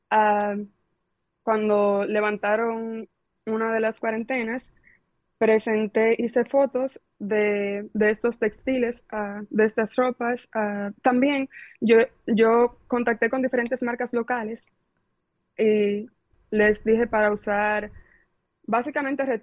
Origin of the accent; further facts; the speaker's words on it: Dominican Republic; now in London, United Kingdom; es de República Dominicana, y le digo, ay, soy dominicana.